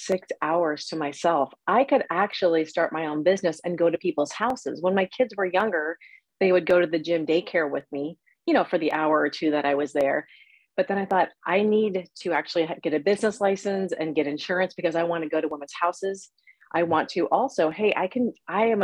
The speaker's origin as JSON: {"language": "English", "region": "Ohio", "country": "United States", "tie": "born or raised there", "moved": "as an adult", "said": "I grew up in Ohio, went to the Ohio State University"}